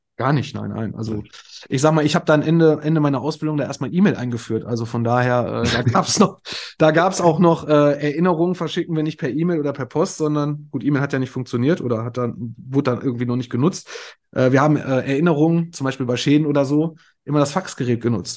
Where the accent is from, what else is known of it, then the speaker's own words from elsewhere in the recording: Moers, North Rhine-Westphalia, Germany; also born or lived in Kamp-Lintfort; ich komme aus Mörs, das ist quasi direkt der Nachbarort hier